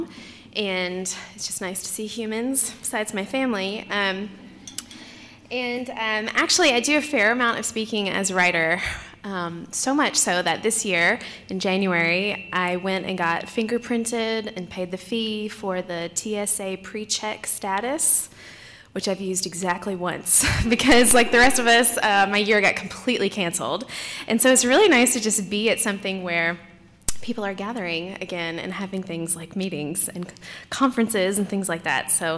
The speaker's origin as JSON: {"language": "English", "region": "Tennessee", "country": "United States", "moved": "as an adult", "lives_now": "Sikeston, United States", "said": "My husband and I are from Tennessee originally"}